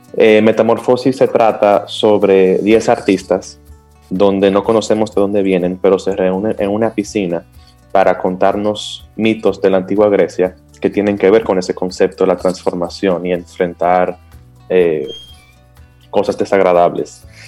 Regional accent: Dominican Republic

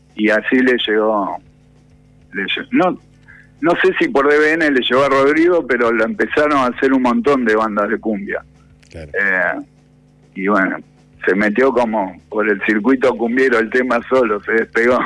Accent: Buenos Aires, Argentina; yo me crié de chico ahí en Saavedra, que era un barrio muy tanguero

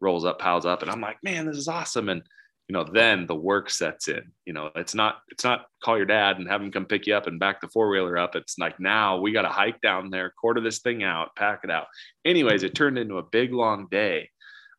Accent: Nebraska, United States; moved away; also born or lived in Wyoming; I'm from Nebraska

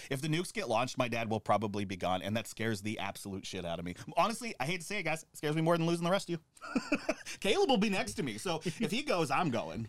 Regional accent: United States; now in New York, United States; my hometown, I grew up doing Cold War drills

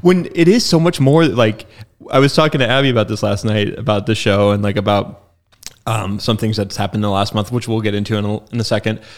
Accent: Spokane, Washington, United States; I'm from Spokane. It's my hometown and, like, I didn't leave.

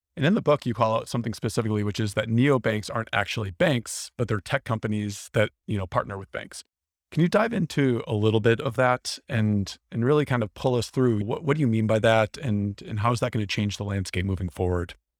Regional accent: Wisconsin, United States; I'm from Wisconsin.

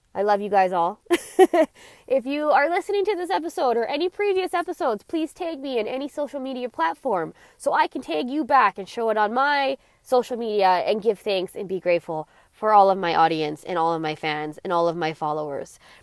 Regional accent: Alberta, Canada; I was born in Alberta

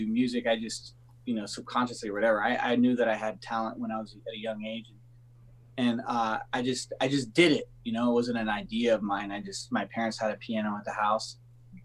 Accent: Los Angeles, California, United States; I grew up in California

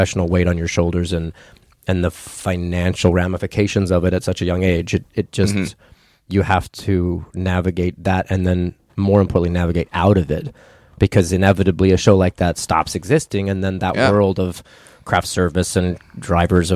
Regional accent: Ruidoso, New Mexico, United States; also born or lived in Albuquerque, New Mexico; I moved from Ruidoso to Albuquerque when I became a sophomore in high school

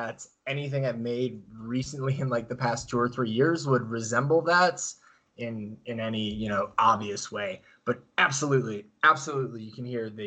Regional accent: Chicago, Illinois, United States; moved away as an adult; also born or lived in Carbondale, Illinois; now in Arizona, United States; originally I am from the northwest suburbs of Chicago. I grew up there, my whole life up till I went to undergraduate at Southern Illinois University in Carbondale

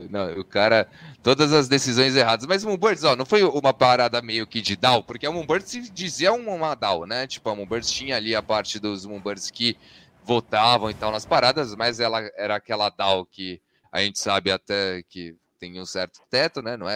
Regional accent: Brazil; como bons brasileiros, sempre tomamos o geoblock, né? Então, pra gente ainda não liberou, né?

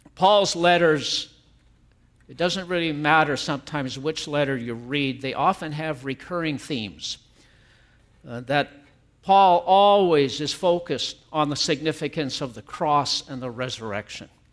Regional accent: Canada; we are Canadians. I am a Canadian, and I'm happy that God has allowed me to live here.

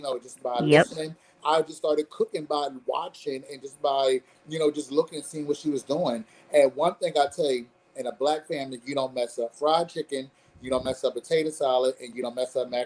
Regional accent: Philadelphia, Pennsylvania, United States; moved away as an adult; now in South Carolina, United States; I'm a Philly John, born and bred in Philadelphia, yep. North Philadelphia, you know, born and raised up in a church

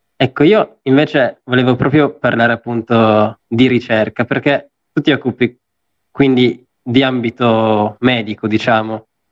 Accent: Apulia, Italy; now in Turin, Italy; io adesso sono pugliese, quindi vado in Puglia

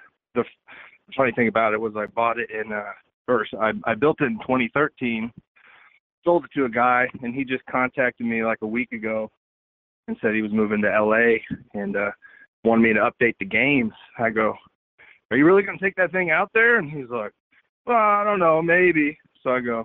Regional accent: Houston, Texas, United States; I am from Houston, Texas

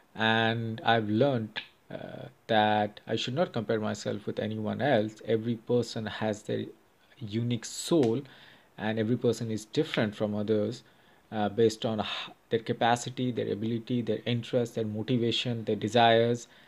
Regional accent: India; now in Chicago, United States; I'm from India

